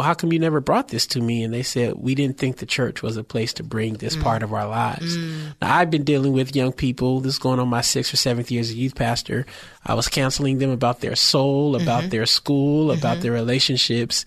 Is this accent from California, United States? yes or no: yes; San Francisco, California, United States; I was born and raised in San Francisco, the Bayview, Hunters Point, part of the city